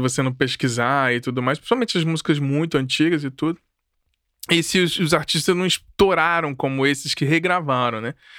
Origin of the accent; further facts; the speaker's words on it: Brasília, Federal District, Brazil; eu cresci dentro de um movimento em Brasília